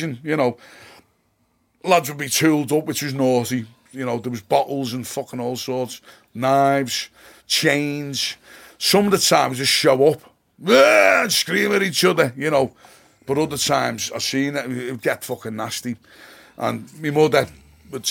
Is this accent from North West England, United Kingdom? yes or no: yes; Moreton, North West England, United Kingdom; growing up on the Sandbrook was great